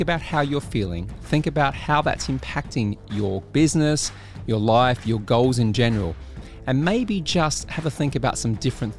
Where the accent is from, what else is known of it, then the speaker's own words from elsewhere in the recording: Australia; moved away as an adult; now in United Kingdom; Well, I'm Australian with a weird kind of twist. I've been here for 20 years, though, so they call me a Brit these days.